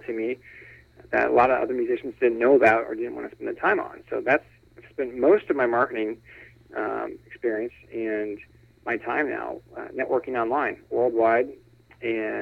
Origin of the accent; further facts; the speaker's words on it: Indianapolis, Indiana, United States; moved away as an adult; also born or lived in Southern California; I'm calling from Indianapolis. So I was born and raised here